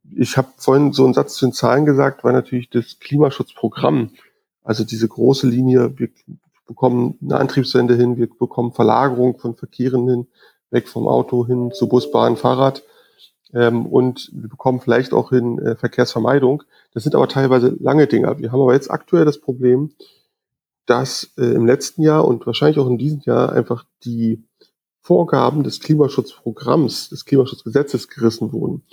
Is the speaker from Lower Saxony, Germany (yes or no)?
no; Berlin, Germany; bin geborener Berliner, ähm, bin da auch nicht so richtig aus der Stadt rausgekommen